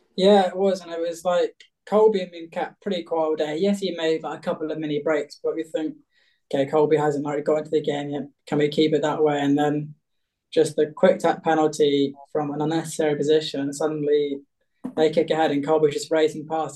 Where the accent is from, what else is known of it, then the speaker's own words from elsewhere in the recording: Bath, South West England, United Kingdom; also born or lived in Cheltenham; I was born in Bath and raised a Bath rugby fan